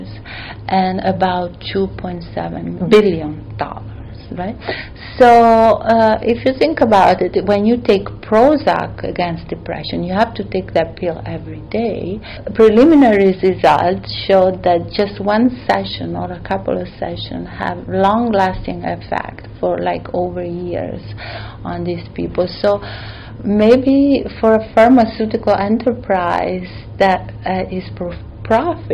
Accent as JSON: {"language": "English", "country": "Italy", "tie": "born or raised there", "moved": "yes", "said": "I grew up and I was raised in Italy"}